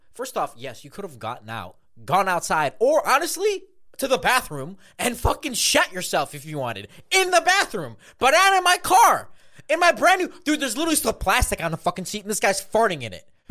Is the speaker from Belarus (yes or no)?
yes; Minsk, Belarus; I was born in Belarus, Minsk specifically